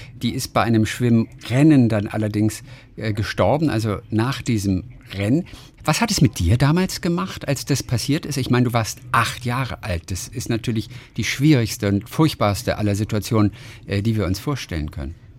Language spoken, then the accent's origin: German; Hamburg, Germany; ich bin ja Hamburger